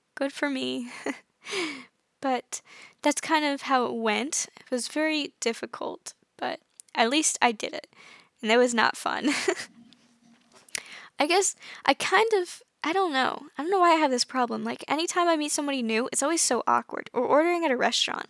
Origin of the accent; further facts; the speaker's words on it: United States; I'm from the United States.